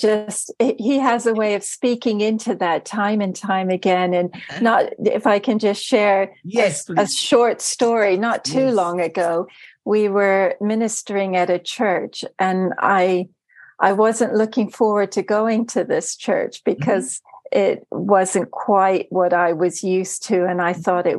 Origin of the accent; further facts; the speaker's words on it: Germany; also born or lived in Turkey / United States; now in United Kingdom; So I was born in Turkey and lived there for a while, and then I grew up in Germany and then moved to the States. I carry an American passport, but I married an Englishman and I now live in the UK.